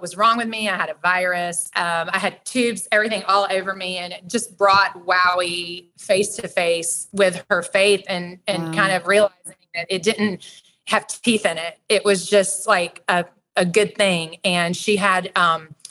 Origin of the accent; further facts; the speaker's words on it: Atlanta, Georgia, United States; I grew up here in the Metro Atlanta area